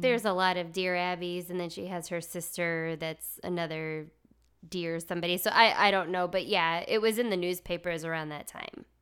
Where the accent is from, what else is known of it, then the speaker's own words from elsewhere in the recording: Arkansas, United States; I'm from Arkansas.